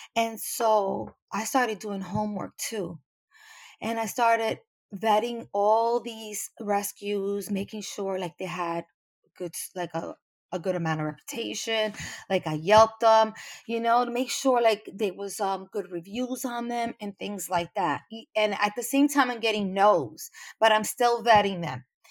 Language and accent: English; New York City, New York, United States; I'm from New York. I'm, I'm not in Puerto Rico